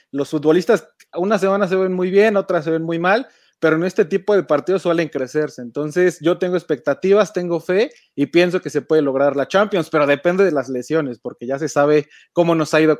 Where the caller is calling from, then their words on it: Mexico City, Mexico; desde México, la Ciudad de México.